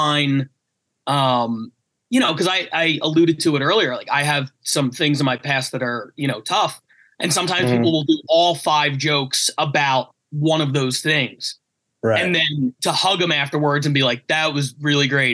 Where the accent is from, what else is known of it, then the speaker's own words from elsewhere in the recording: Philadelphia, Pennsylvania, United States; moved away as an adult; now in Los Angeles, United States; I'm from Philly